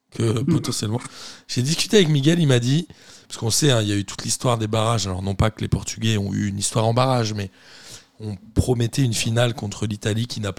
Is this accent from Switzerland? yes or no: no; Belgium; Tout compte quand on est belge.